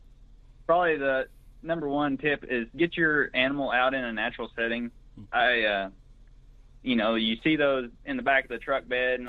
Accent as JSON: {"language": "English", "town": "Greenfield", "region": "Oklahoma", "country": "United States", "tie": "born or raised there", "also_born_or_lived": "Watonga, Oklahoma", "said": "I'm originally from Blaine County. That's in the northwest part of the state, about 60 miles northwest of Oklahoma City, a little town called Greenfield. Went to high school in Watonga, just north of there."}